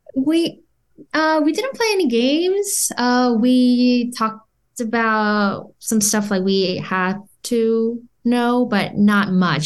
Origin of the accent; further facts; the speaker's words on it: South Korea; moved away as an adult; now in Orange County, United States; I was born and raised in Korea all my life until two thousand twelve